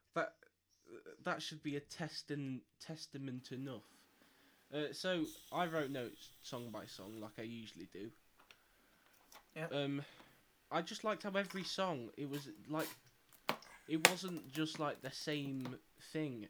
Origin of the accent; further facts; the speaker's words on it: Nottingham, East Midlands, United Kingdom; we're from Nottingham